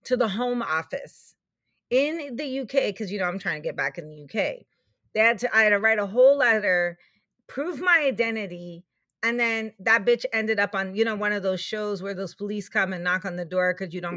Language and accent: English; Canada; I'm really Canadian. I mean, this is where I live